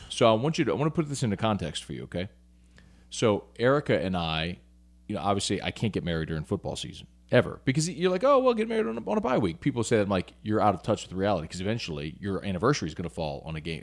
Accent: Baton Rouge, Louisiana, United States; also born or lived in New Orleans; I was born in New Orleans. Yeah. Moved to Baton Rouge yeah. in '89

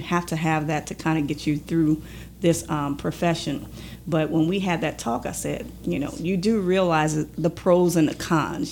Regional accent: Belle Rose, Louisiana, United States; Well, I'm actually from Belle Rose, Louisiana

